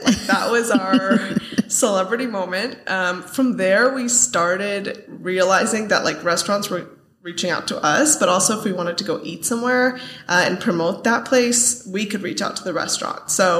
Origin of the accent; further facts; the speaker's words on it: Bay Area, California, United States; moved away as an adult; now in San Diego, United States; I grew up in the Bay Area.